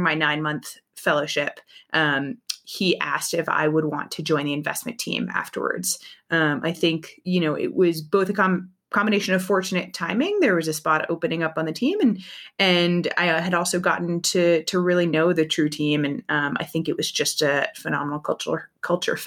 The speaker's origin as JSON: {"language": "English", "region": "East Coast", "country": "United States", "tie": "born or raised there", "moved": "yes", "lives_now": "San Francisco, United States", "said": "I grew up on the East Coast"}